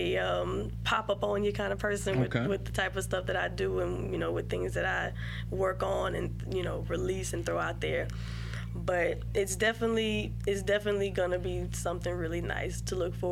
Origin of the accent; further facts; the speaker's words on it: Baton Rouge, Louisiana, United States; also born or lived in Baker, Louisiana / Zachary, Louisiana; I'm representing Baton Rouge here